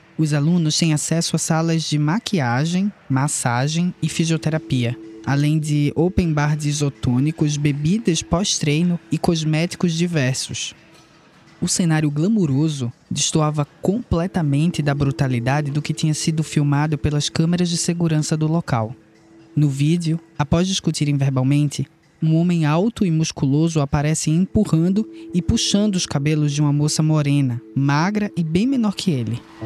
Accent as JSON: {"language": "Portuguese", "region": "Pernambuco", "country": "Brazil", "said": "Não sei se dá para perceber fácil pelo sotaque, mas eu e ele somos pernambucanos"}